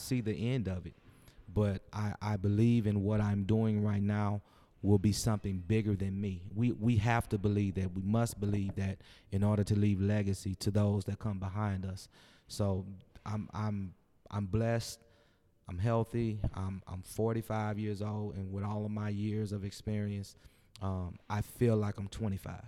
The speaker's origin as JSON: {"language": "English", "town": "St. Louis", "region": "Missouri", "country": "United States", "tie": "born or raised there", "also_born_or_lived": "Georgia", "moved": "yes", "said": "growing up in Saint Louis"}